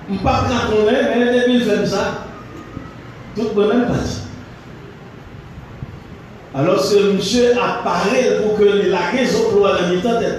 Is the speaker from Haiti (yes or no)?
yes; Haiti; en tant qu'haïtien